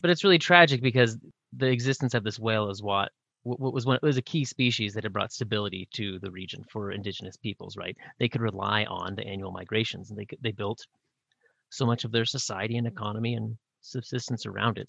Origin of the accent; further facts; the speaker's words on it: Pacific Northwest, United States; I grew up in the Pacific Northwest